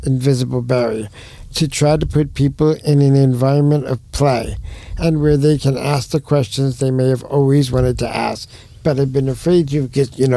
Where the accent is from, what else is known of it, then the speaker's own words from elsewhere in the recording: New York, United States; moved away; I'm from New York